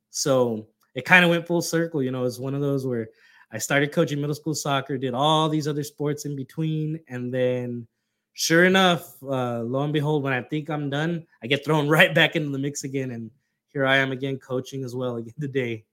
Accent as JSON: {"language": "English", "region": "Texas", "country": "United States", "said": "being that we're both from Texas"}